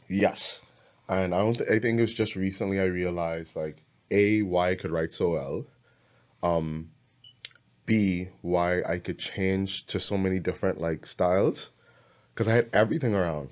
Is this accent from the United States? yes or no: no; Bahamas; I'm from the Bahamas